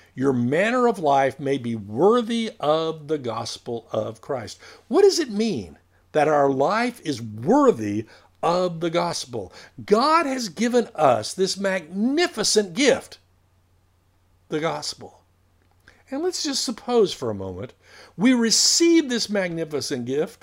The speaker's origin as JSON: {"language": "English", "country": "United States", "tie": "born or raised there", "said": "we were raised in America"}